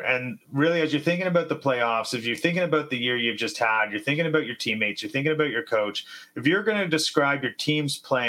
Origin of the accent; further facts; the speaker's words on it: Mississauga, Ontario, Canada; So I'm also from Mississauga